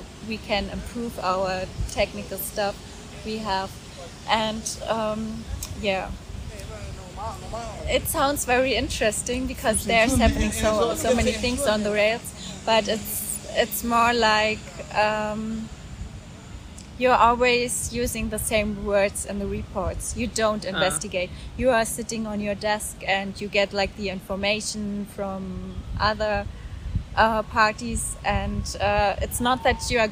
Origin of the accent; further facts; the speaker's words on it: Oranienburg, Brandenburg, Germany; moved away as an adult; also born or lived in Hanover; I was born in 1984 in Oranienburg. That's near Berlin. I grew up there